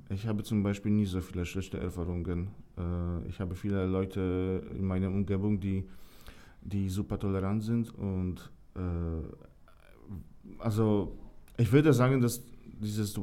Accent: Poland; German is a second language; Und da gab es wirklich viele schlechte Informationen ähm, aus meiner Heimat.

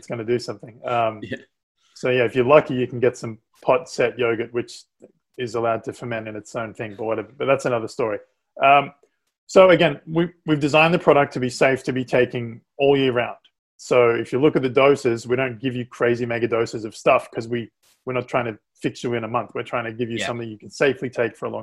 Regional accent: Australia; moved away; I'm from Australia

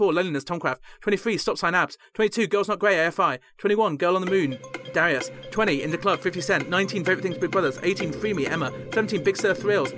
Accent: United Kingdom; Me as a British person

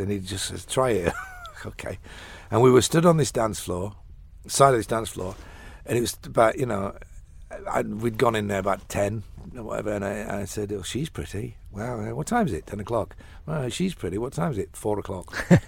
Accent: Sheffield, Yorkshire and the Humber, United Kingdom; moved away as an adult; also born or lived in London; now in Dublin, Ireland; I came from Sheffield, which is a, a big, big industrial city

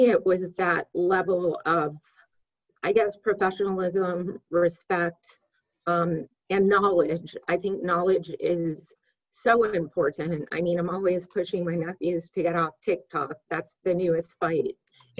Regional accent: Fairfax, Virginia, United States; moved away as an adult; also born or lived in California; I grew up in Northern Virginia, Fairfax

